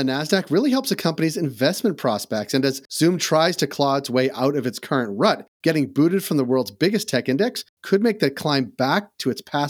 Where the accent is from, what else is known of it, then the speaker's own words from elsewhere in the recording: New England, United States; I'm from New England